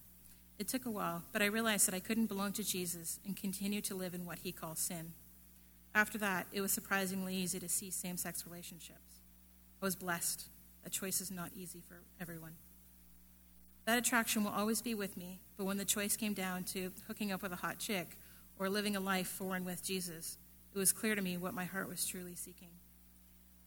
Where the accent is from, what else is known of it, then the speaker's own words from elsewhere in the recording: Canada; I was born and raised in Canada